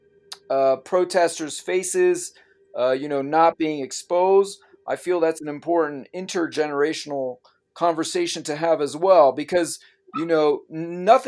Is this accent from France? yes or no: yes; France; moved away; I'm originally from France, and I was educated in the French system.